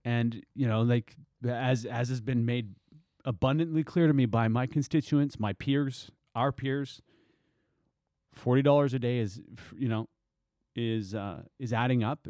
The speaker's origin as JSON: {"language": "English", "area": "Tsartlip Reserve", "region": "British Columbia", "country": "Canada", "tie": "born or raised there", "said": "I grew up on Sartlope Reserve"}